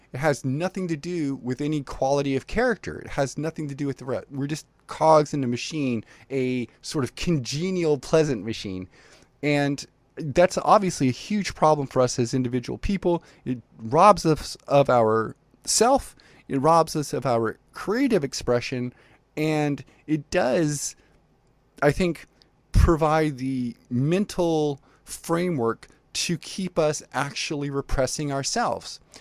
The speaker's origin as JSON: {"language": "English", "country": "Libya", "tie": "born or raised there", "moved": "yes", "lives_now": "United States", "said": "I was born in Libya and, and spent a bunch of time living there before I moved to the United States"}